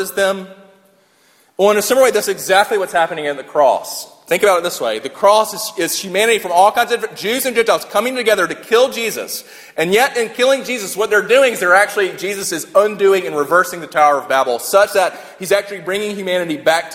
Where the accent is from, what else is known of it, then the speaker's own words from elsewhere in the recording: Sumter, South Carolina, United States; I grew up in Sumter, South Carolina